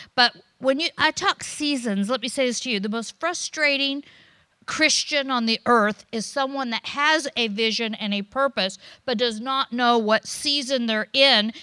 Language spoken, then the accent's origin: English; United States; also born or lived in Florida / California; I'm American